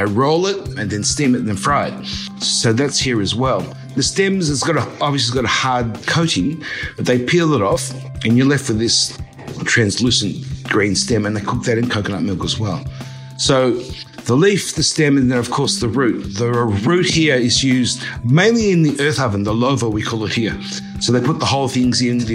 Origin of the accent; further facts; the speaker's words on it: Australia; moved away as an adult; now in Fiji; I'm an Australian. I'm Australian Chinese who got lost in the Pacific Islands more than 10 years ago.